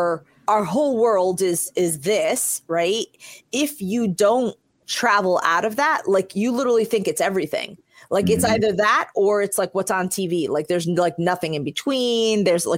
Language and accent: English; New York City, New York, United States; born there; I was born in New York City and in the Bronx